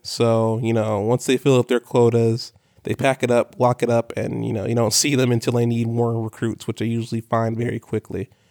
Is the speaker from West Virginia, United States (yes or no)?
no; Corpus Christi, Texas, United States; moved away as an adult; I was born and raised in Corpus Christi, Texas.